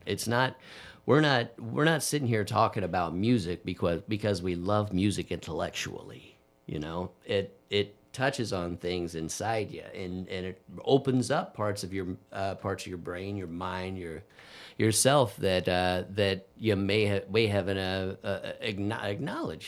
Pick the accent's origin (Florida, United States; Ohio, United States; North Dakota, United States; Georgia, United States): Ohio, United States; Dayton; I was raised in raised in Dayton